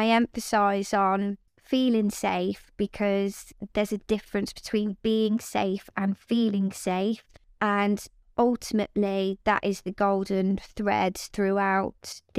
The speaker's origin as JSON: {"language": "English", "town": "Coventry", "region": "West Midlands", "country": "United Kingdom", "tie": "born or raised there", "said": "Yeah, Coventry born and bred, my family as well. So it's Coventry is home, and it is a wonderful place to be and somewhere that I'm very proud to come from, most definitely."}